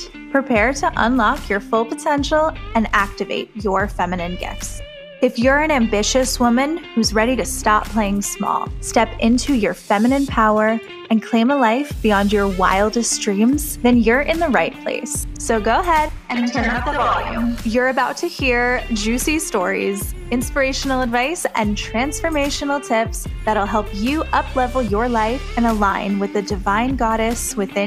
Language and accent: English; New York, United States; I was 5 years old when 9/11 happened in my home state of New York